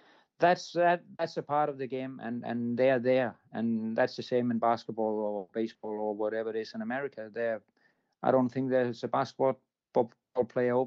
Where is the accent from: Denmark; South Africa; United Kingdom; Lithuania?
Denmark; I'm coming from Denmark